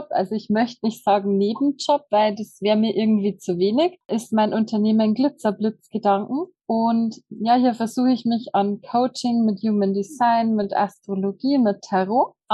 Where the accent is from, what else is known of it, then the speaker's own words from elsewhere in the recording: Bavaria, Germany; wie gesagt, ich komme aus dem Bayerischen Wald